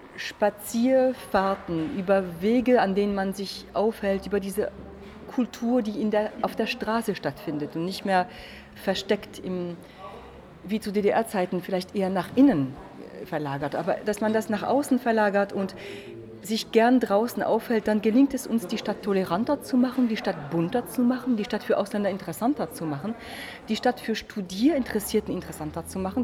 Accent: France; German is a second language; now in Magdeburg, Germany; als Französin

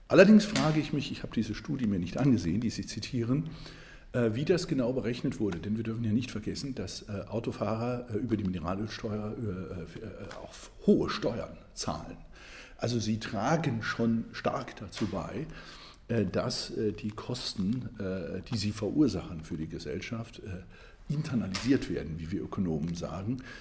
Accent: Saarland, Germany; Ich komme übrigens aus dem Saarland, bin aufgewachsen in, Berg, in einer Bergbauregion Stahlindustrie, die Luft sehr verschmutzt war.

